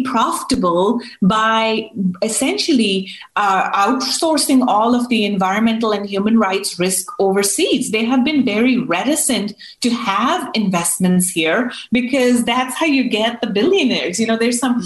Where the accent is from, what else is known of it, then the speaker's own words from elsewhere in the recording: United States; as an American